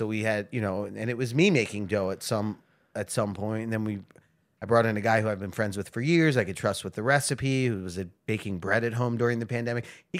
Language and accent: English; Philadelphia, Pennsylvania, United States; moved away as an adult; now in Baltimore, United States; I'm from Philadelphia.